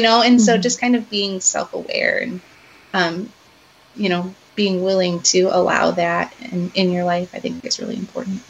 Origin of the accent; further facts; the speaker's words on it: Chicago, Illinois, United States; now in Iowa, United States; I grew up around Chicago